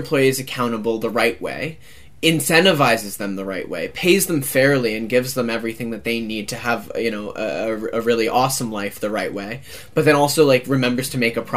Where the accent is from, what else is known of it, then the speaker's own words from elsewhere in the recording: United States; as an American, as someone who grew up, like, with, like, cereal on the table